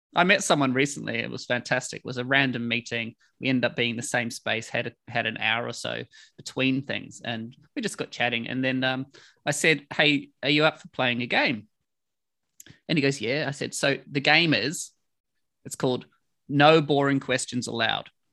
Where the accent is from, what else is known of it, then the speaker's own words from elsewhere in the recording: New Zealand; moved away as an adult; now in London, United Kingdom; I came from New Zealand